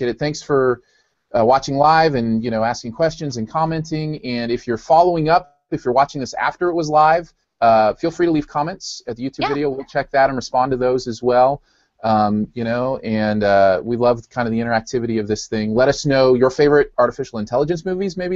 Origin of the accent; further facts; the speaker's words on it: Michigan, United States; I'm from Michigan